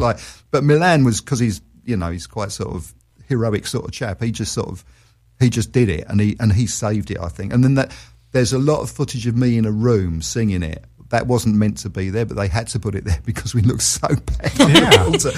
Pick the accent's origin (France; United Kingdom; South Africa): United Kingdom; London; moved away as an adult; also born or lived in Australia; I do love London. I'm a Londoner, always will be